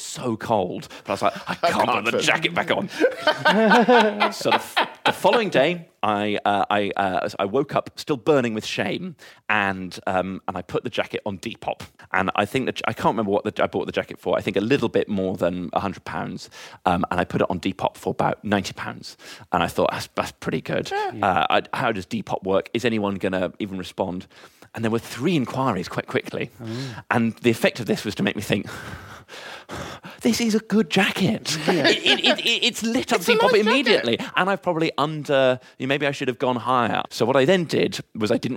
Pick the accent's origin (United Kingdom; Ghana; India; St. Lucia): United Kingdom; Wiltshire, South West England; moved away; my bedroom at my parents' house where we grew up in Wiltshire